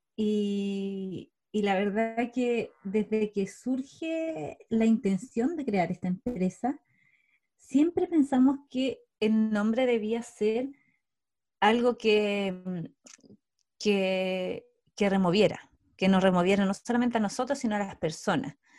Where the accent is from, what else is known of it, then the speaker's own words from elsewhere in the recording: Osorno, Los Lagos, Chile; now in Santiago, Chile; también soy de provincia, soy de Osorno, del, del sur de Chile, y actualmente vivo en Santiago.